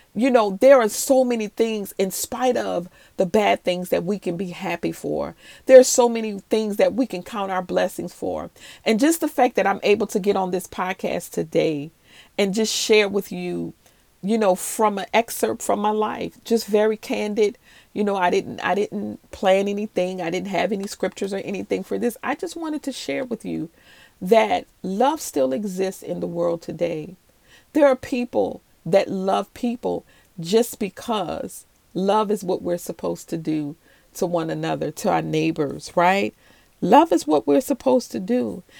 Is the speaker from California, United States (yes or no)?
no; New Orleans, Louisiana, United States; moved away; also born or lived in Maryland; I'm originally from New Orleans and I was also raised in Maryland in the DMV area